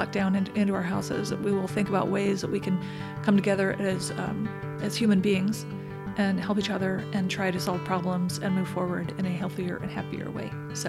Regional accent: Oklahoma City, Oklahoma, United States; born there; I was born in Oklahoma City. I don't have a super strong connection to it anymore, yeah.

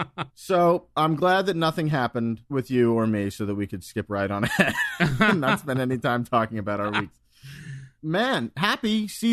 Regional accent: Long Island, New York, United States; We did stuff like that growing up on Long Island.

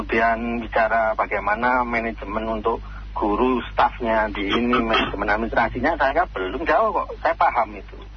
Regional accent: Palembang, South Sumatra, Indonesia; Kami orang Palembang nggak setuju Pak. Ya, saya orang Palembang, terima kasih.

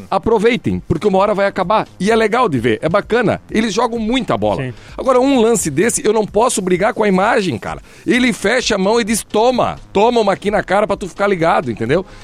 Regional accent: Balneário Barra do Sul, Santa Catarina, Brazil; eu sou aqui da Barra do Sul.

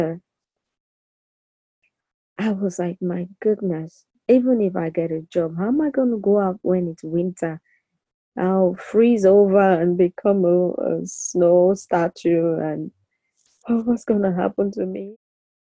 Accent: Nigeria; moved away as an adult; now in United States; I'm still Nigerian

